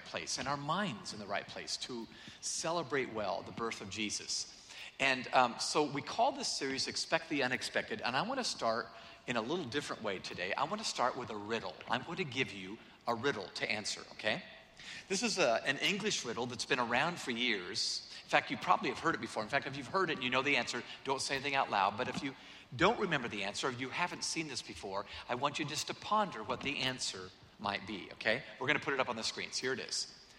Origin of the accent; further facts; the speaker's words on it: Atlanta, Georgia, United States; also born or lived in San Diego, United States; I'm from Atlanta. I don't know what this white stuff is. I've read about it. I've seen postcards. Really, seriously, most of my life I've lived in San Diego, California, 72 degrees all year round, and now Atlanta.